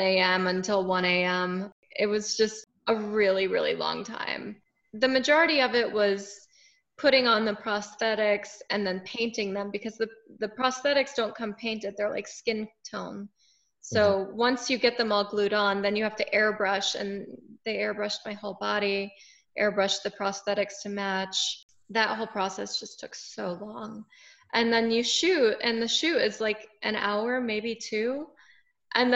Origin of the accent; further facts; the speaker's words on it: Winter Haven, Florida, United States; also born or lived in Tampa, Florida; I'm originally from Central Florida. I grew up in a town called Winter Haven